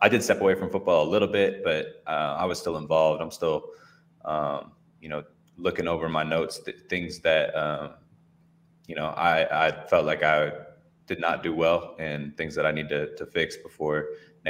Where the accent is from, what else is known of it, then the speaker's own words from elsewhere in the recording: Bay Area, California, United States; I grew up in the Bay Area